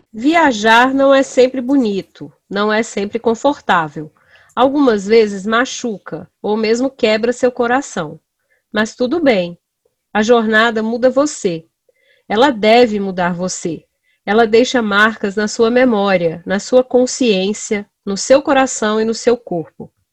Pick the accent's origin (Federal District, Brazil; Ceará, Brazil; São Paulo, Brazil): Federal District, Brazil; Brasília; eu sou brasiliense